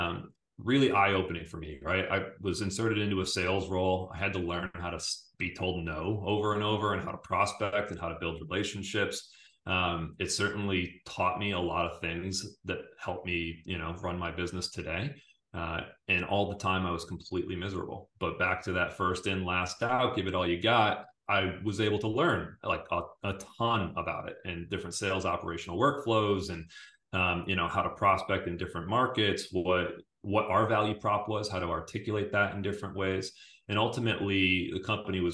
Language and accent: English; Syracuse, New York, United States; I'm from Syracuse